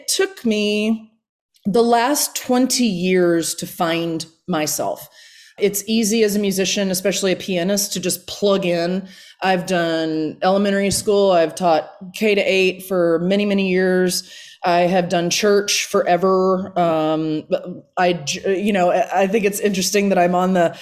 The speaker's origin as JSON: {"language": "English", "town": "Wichita Falls", "region": "Texas", "country": "United States", "moved": "yes", "lives_now": "Portland, United States", "said": "I'm originally from Wichita Falls, Texas."}